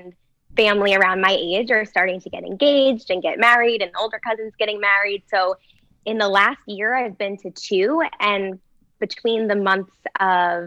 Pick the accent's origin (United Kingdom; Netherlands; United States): United States; New Jersey; I'm from New Jersey.